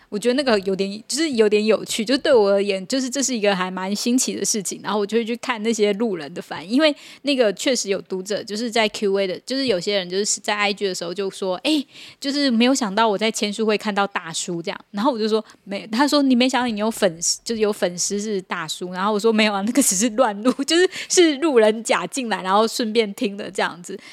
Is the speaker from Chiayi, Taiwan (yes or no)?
no; Tainan, Taiwan; 所以我哎，我也是台南人啊，有台南朋友来参加